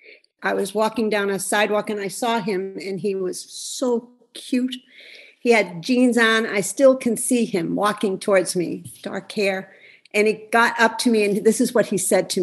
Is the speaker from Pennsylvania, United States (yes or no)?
yes; Scranton, Pennsylvania, United States; I came from Scranton, Pennsylvania, from a very close Italian family.